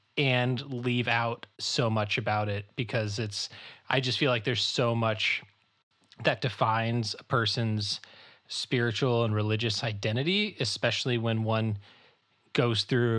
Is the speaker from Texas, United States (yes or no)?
no; Chicago, Illinois, United States; also born or lived in Florida / Kansas; And so I was born in Chicago. We moved to Florida. We moved to Kansas, where my dad was a pastor of an evangelical covenant church in Kansas. And then we moved to the Chicago, northwest suburbs of Chicago in like 94.